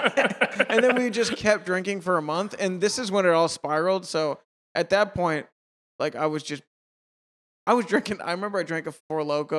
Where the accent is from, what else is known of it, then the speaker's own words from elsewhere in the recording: Massachusetts, United States; I'm from Western Mass originally.